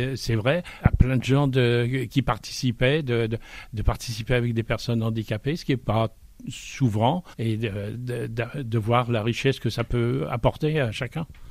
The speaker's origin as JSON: {"language": "French", "area": "Saint-Vincent-du-Lorouër", "region": "Pays de la Loire", "country": "France", "said": "je suis de Saint-Vincent-du-Leroy"}